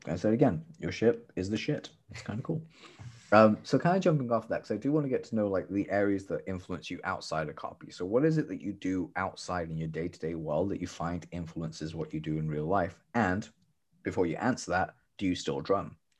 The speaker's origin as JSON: {"language": "English", "country": "United Kingdom"}